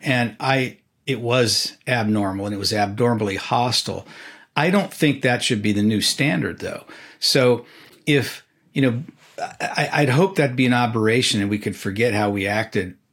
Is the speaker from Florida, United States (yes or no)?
no; California, United States; now in Washington, United States; I grew up in California